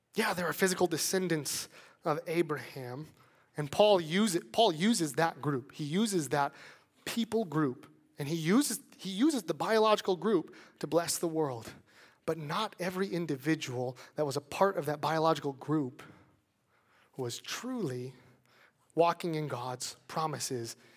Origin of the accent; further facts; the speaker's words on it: Chicago, Illinois, United States; moved away; I'm from Chicago